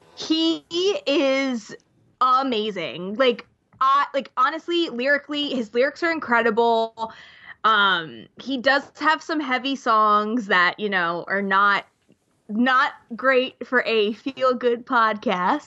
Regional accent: New Jersey, United States; I'm from Jersey

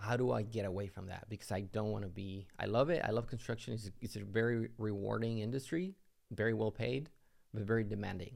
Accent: Mexico; moved away as an adult; now in United States; I'm originally from Mexico, came into the U S

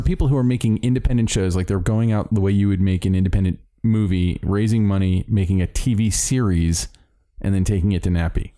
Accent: Miami, Florida, United States; moved away; I was born in Miami

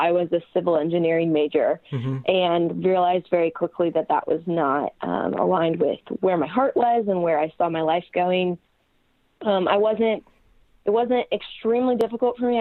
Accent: Orange County, California, United States; moved away as an adult; now in Charlotte, United States; I was raised in Orange County, California.

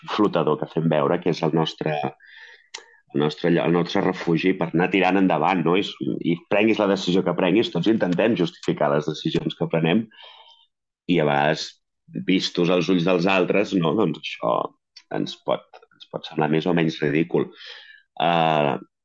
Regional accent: a town half an hour from Barcelona, Catalonia, Spain; m'he anat a viure al meu poble, que estic a mitja hora de Barcelona, que és el poble on vaig néixer

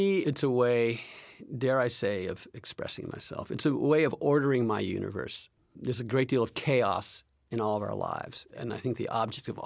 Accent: United States; also born or lived in Seville, Spain; having been born here in the United States

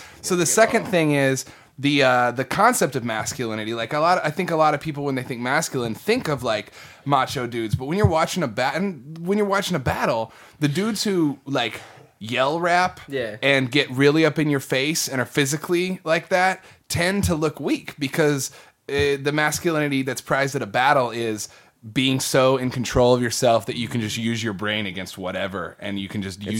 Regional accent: Midwest, United States; now in Texas, United States; So when I first moved to Texas, I came from the Midwest.

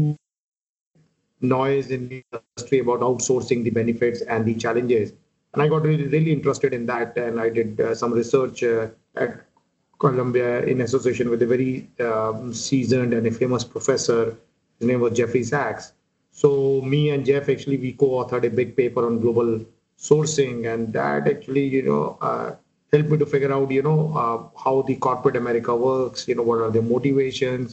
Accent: India; also born or lived in Delhi; now in United States; growing up in India was fun

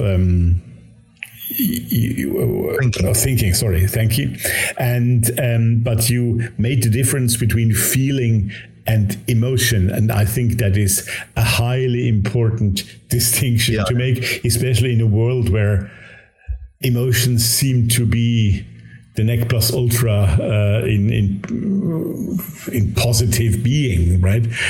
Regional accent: Switzerland; first language Swiss German; English is a second language; Jung and I we share not only the same oh, yes, German mother tongue, but even the same Swiss mother tongue

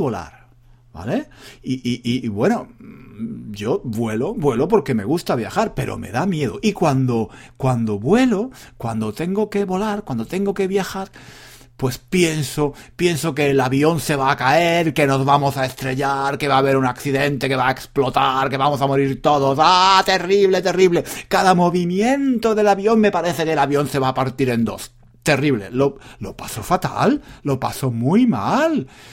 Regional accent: Spain; yo soy español y soy un hombre

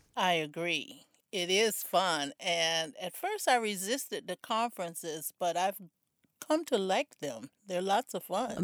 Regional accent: South Florida, United States; I grew up in South Florida

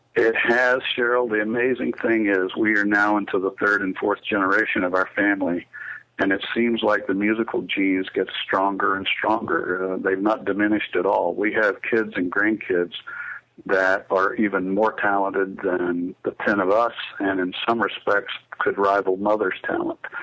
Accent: Statesboro, Georgia, United States; around Savannah and Statesboro where we grew up in South Georgia

